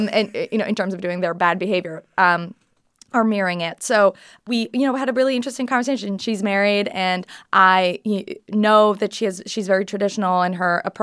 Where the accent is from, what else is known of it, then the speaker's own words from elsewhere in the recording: Canada; I'm Canadian.